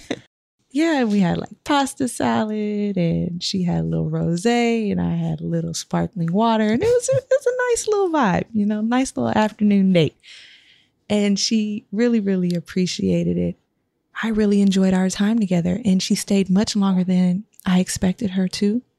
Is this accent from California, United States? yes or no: yes; Sacramento, California, United States; I am from Sac